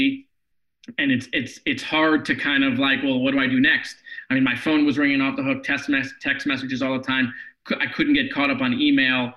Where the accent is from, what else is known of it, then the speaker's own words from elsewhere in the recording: Parkland, Florida, United States; the city of Parkland, my hometown